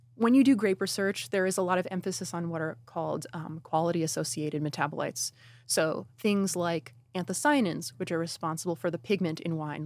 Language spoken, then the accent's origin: English; Newburgh, New York, United States; my hometown in Newburgh, New York